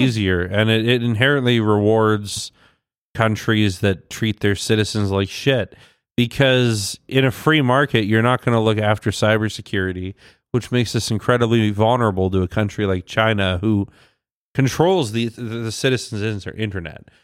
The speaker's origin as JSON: {"language": "English", "region": "Ontario", "country": "Canada", "tie": "born or raised there", "moved": "yes", "said": "I was born in Ontario"}